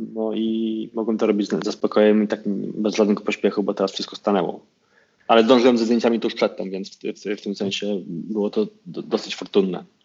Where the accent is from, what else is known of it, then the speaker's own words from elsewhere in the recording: Konin, Greater Poland, Poland; wychowałem się na piątym osiedlu, bo potem się przeniosłem na Chorzeń